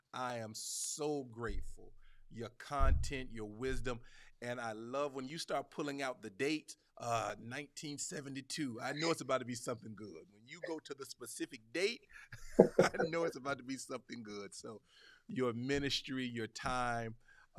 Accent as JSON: {"language": "English", "region": "the South", "country": "United States", "accent": "Southern", "said": "my Southern accent"}